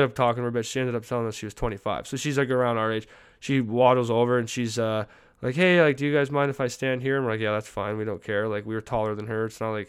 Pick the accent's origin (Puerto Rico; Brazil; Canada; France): Canada; sorry, I'm Canadian. I say sorry way too much.